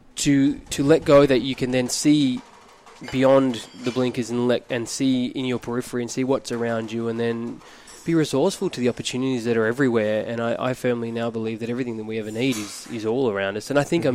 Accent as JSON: {"language": "English", "town": "Phillip Island", "region": "Victoria", "country": "Australia", "tie": "born or raised there", "said": "born and raised on Phillip Island in Victoria, which is where we are right now"}